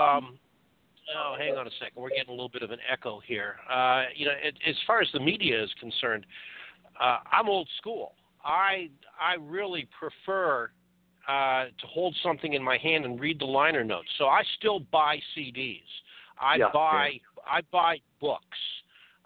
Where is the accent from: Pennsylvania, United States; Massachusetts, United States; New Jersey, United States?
Massachusetts, United States; Boston; I grew up in the Boston area